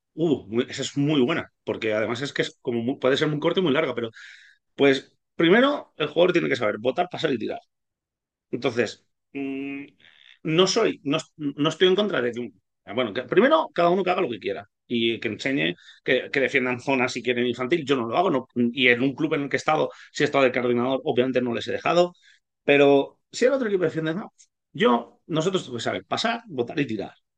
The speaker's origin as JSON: {"language": "Spanish", "town": "Ibi", "region": "Valencian Community", "country": "Spain", "also_born_or_lived": "Hungary", "said": "somos un club de pueblo, IBI son 25.000 habitantes"}